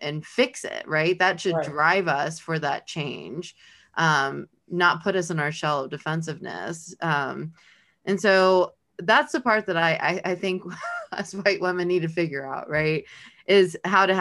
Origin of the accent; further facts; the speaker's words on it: Los Angeles, California, United States; now in Kentucky, United States; I'm from Los Angeles. I grew up in a totally different world than where we are today in Kentucky.